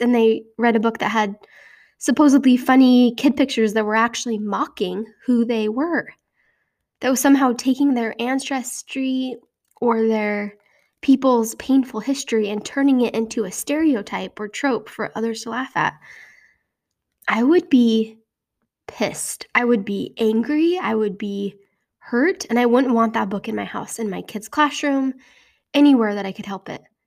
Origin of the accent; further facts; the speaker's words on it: Utah, United States; moved away; In my home state of Utah